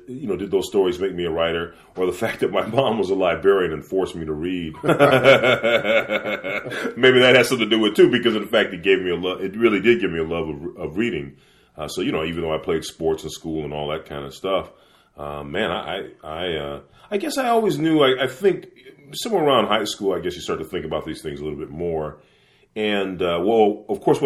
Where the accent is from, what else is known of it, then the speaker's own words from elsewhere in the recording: Los Angeles, California, United States; my folks met here in L.A., so I'm from Los Angeles